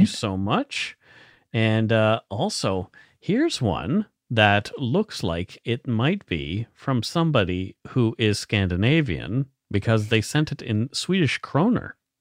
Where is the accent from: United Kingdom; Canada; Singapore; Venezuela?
Canada; near Italy Cross, Nova Scotia; that is very close to where I grew up.